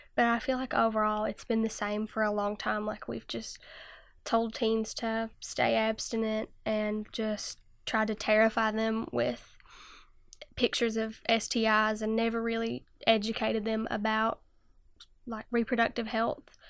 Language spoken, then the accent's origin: English; Jenkins, Kentucky, United States; I'm from Jenkins, Kentucky, and I'm sixteen years old